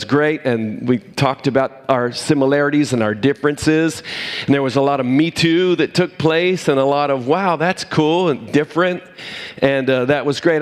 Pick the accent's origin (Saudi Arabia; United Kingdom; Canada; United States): United States; Cumberland, Maryland; moved away; I was from Cumberland, Maryland